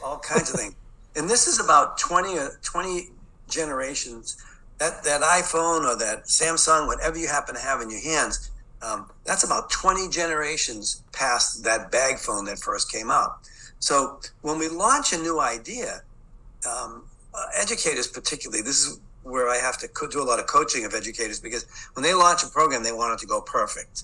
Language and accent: English; Boston, Massachusetts, United States; accent: Boston; I'm from the city of Boston. I grew up in Boston, so you'll hear that Boston accent.